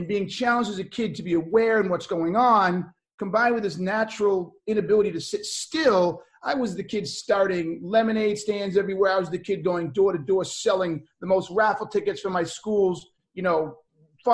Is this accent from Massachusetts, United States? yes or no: yes; Boston, Massachusetts, United States; I grew up in Boston. It's the best way to put it. Kind of bounced all over.